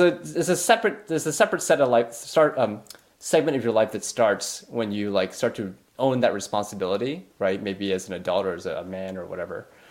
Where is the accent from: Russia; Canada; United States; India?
Canada; being Canadian